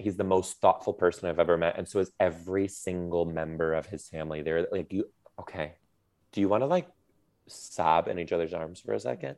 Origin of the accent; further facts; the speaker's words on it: Detroit, Michigan, United States; I'm from Detroit